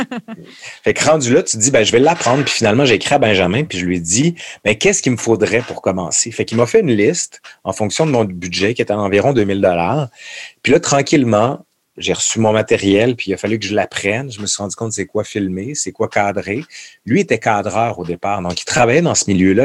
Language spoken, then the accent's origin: French; Quebec City, Quebec, Canada; Je suis de Québec